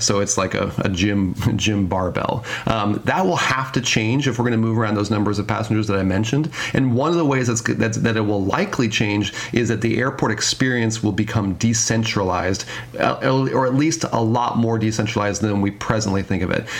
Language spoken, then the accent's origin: English; Denver, Colorado, United States; now in Seattle, United States; I, I grew up in Denver, I live in Seattle now, but I grew up in Denver